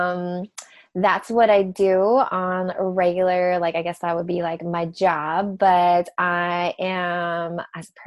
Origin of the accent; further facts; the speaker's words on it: Hawaii, United States; I grew up in Hawaii